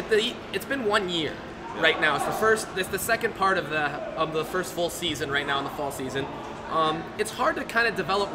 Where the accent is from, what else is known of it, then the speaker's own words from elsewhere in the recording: Canada; Yes, it's kind of scary to be going down there as a Canadian to go play in a game like that.